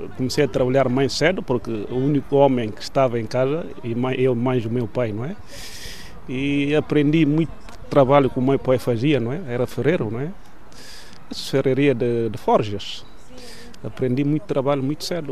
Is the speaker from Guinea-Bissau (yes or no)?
yes; Cacheu, Guinea-Bissau; moved away as an adult; now in Portugal; Nasci na Guiné, propriamente na região de Cacheu, norte da Guiné.